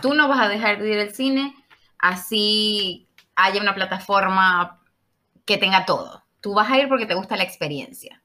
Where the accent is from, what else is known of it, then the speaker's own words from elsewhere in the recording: Maracaibo, Zulia, Venezuela; yo soy de Maracaibo